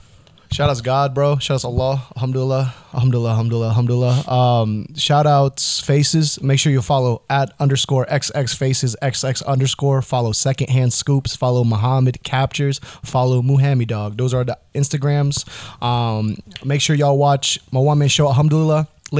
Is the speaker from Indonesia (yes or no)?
yes; Indonesia; English is a second language; And I'm from Indonesia. We don't even have a reference point for a freaking football ball.